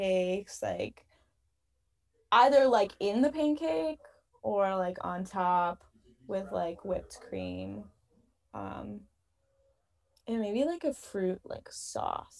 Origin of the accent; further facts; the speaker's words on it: Ohio, United States; now in New England, United States; I'm from Ohio